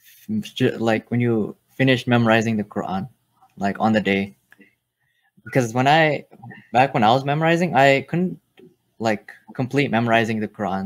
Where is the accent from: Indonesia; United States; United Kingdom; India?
Indonesia; moved away; I moved from my home country, Indonesia